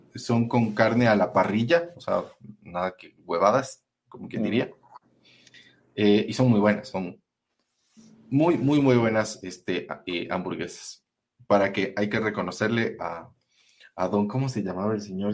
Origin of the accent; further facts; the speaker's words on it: Quito, Pichincha, Ecuador; como quiteños y como gente de la sierra